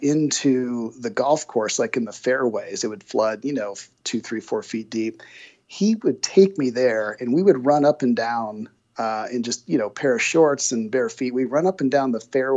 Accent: Springfield, Ohio, United States; moved away as an adult; also born or lived in Bloomington, Indiana; I grew up in Springfield, Ohio, kind of a blue collar, middle class town

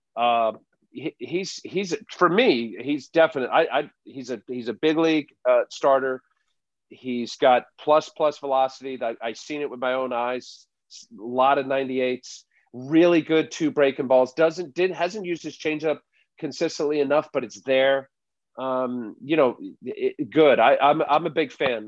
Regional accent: New Jersey, United States; moved away as an adult; also born or lived in Toronto; I was a Met fan growing up in New Jersey

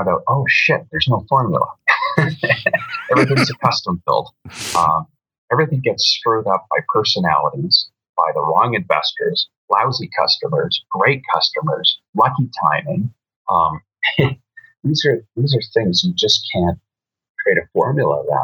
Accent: Vancouver, British Columbia, Canada; now in Alberta, Canada; I was born in Vancouver

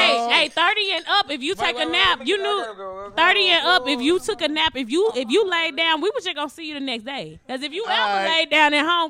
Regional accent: Madison, Mississippi, United States; I'm from Madison

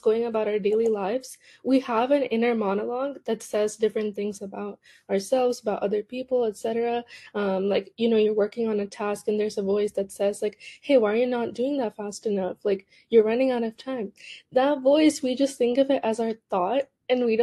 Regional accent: Cupertino, California, United States; I grew up in Cupertino, which is a pretty competitive area, at least educationally.

